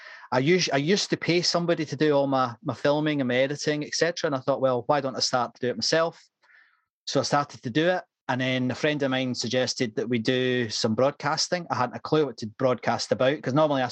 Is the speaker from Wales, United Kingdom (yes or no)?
no; Scotland, United Kingdom; accent: slight Scottish; now in Moreton-in-Marsh, United Kingdom; You can probably gather from my slight Scottish accent, I'm from north of the border